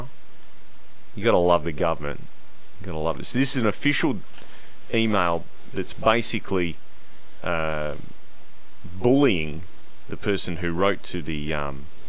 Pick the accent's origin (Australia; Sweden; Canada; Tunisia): Australia; Western Australia; I might be Italian descent, but I'm Australian